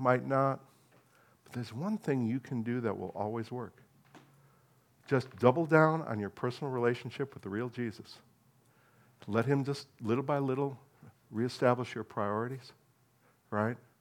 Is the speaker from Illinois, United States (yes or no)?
no; New Jersey, United States; moved away; And I'm American